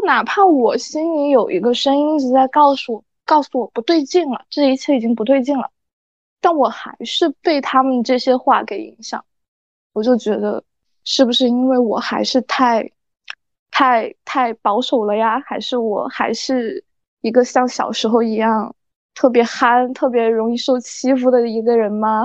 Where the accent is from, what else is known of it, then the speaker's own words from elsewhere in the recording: Sichuan, China; accent: Sichuanese; 差点就说四川话了